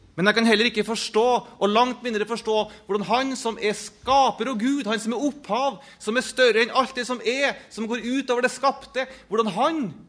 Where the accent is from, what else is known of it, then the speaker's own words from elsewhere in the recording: Norway; jeg som en nordmann, eller hva jeg nå er.